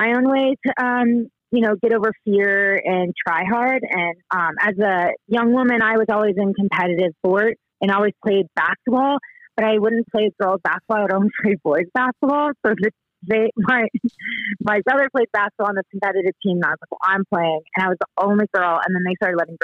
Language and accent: English; Houston, Texas, United States; moved away as an adult; also born or lived in Austin, Texas / Denver, Colorado / Durango, Colorado; now in Bishop, United States; I'm originally from Houston, Texas